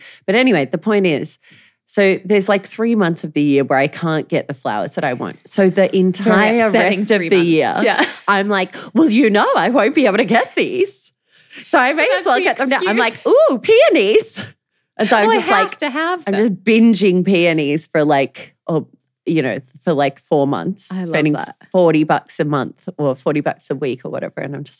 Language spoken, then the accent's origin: English; Australia; Yeah, I'm so Australian in weather like this.